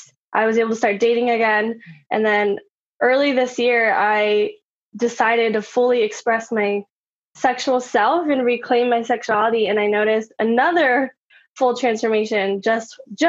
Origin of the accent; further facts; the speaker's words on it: Austin, Texas, United States; I grew up in Austin